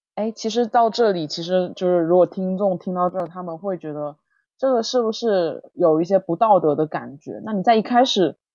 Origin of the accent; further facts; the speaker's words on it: southern China, China; also born or lived in Hangzhou; now in Beijing, China; 我是南方人